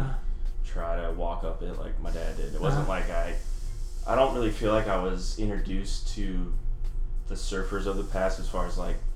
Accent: Palos Verdes, California, United States; I grew up in Palos Verdes

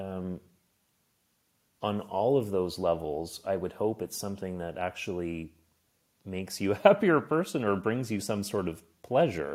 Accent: Nova Scotia, Canada; now in Berlin, Germany; I'm from Nova Scotia. It's on the East Coast.

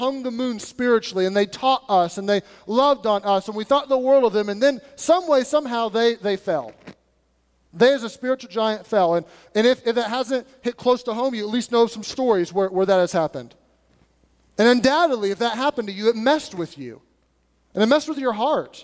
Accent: United States; us being American

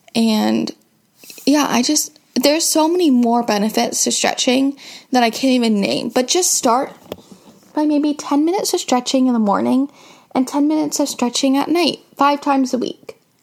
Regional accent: Seattle, Washington, United States; I am 15 years old and I am from Seattle, Washington

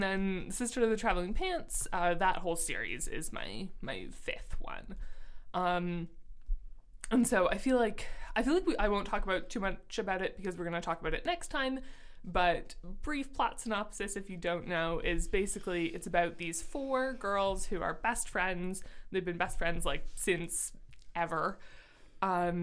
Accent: Ontario, Canada; we are both from Canada and living in Canada currently

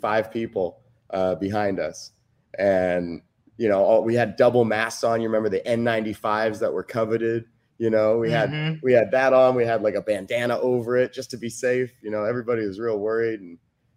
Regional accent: Cypress, California, United States; from Cypress, California, originally. Grew up there

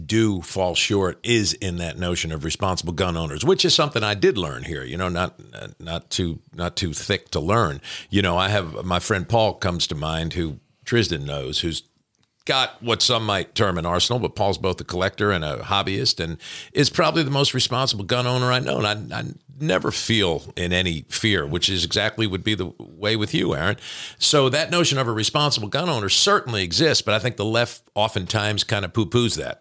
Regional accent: New Jersey, United States; moved away as an adult; now in Kentucky, United States; growing up in New Jersey, which is not necessarily a gun state per se.

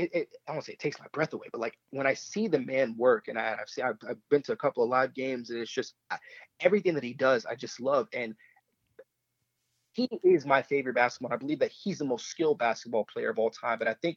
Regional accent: Miami, Florida, United States; growing up in Miami during the 90s, I was a Heat fan.

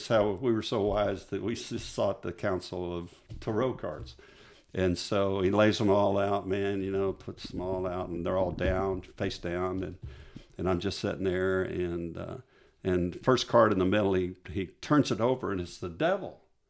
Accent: Kansas, United States; I'm Catholic. I was raised Catholic in Kansas.

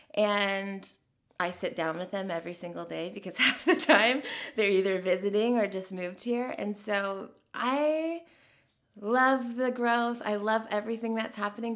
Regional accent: Nashville, Tennessee, United States; growing up here

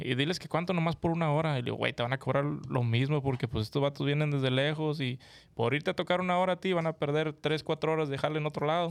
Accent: Monterrey, Nuevo León, Mexico; yo soy de Monterrey

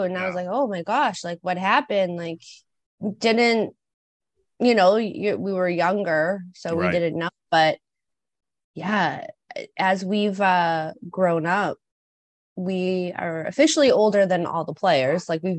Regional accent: Boston, Massachusetts, United States; growing up in Boston

